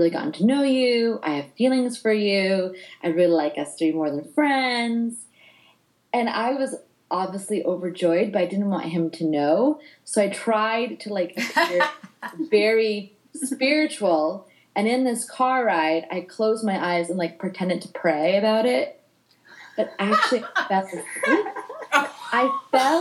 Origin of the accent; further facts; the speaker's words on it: New Jersey, United States; I am born and raised in North Jersey